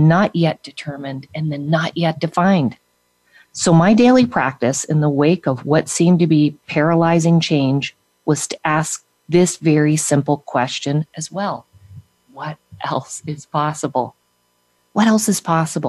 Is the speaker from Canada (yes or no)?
yes; Canada; now in United States; I had left my home country and everyone that I was and everything that I was familiar with when I left Canada and moved to the United States